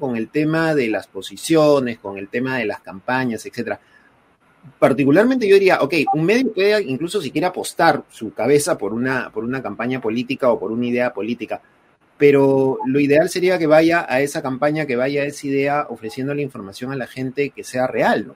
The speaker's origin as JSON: {"language": "Spanish", "country": "Peru", "said": "todos somos peruanos y que viva el Perú"}